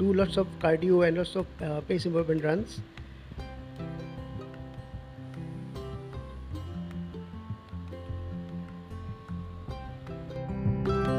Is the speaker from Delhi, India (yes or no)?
no; Guwahati, Assam, India; from Guwahati, Assam, India